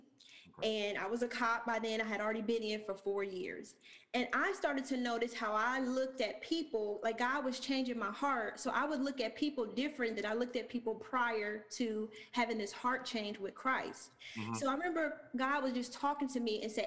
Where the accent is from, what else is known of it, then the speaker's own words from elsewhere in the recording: Lima, Ohio, United States; moved away as an adult; also born or lived in Chicago, Illinois; now in Atlanta, United States; We got one high school, a very small town.